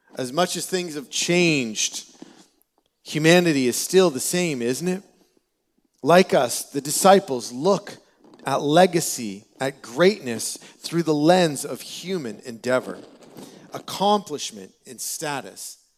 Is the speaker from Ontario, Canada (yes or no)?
yes; Peterborough, Ontario, Canada; I was born and raised in Peterborough